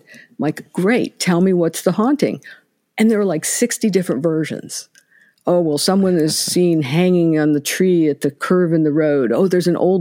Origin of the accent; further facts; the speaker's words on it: Ohio, United States; also born or lived in Indianapolis, Indiana; We had moved from Indianapolis to here, although I'm originally from Ohio.